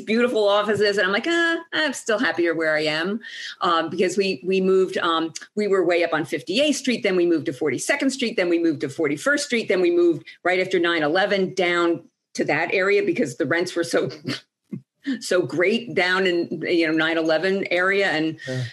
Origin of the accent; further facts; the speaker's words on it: Ridgewood, New Jersey, United States; also born or lived in Boston; I'm from Ridgewood, New Jersey, which is this beautiful little town outside of New York City.